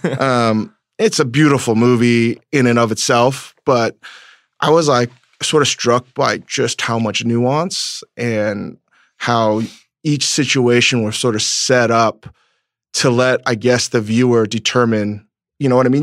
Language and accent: English; United States; the environment that I grew up in in America with parents that were trying to figure out the immigrant experience